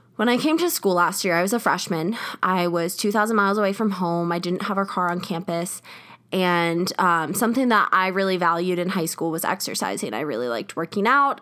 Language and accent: English; South Carolina, United States; moved away as an adult; now in Colorado, United States; I'm from South Carolina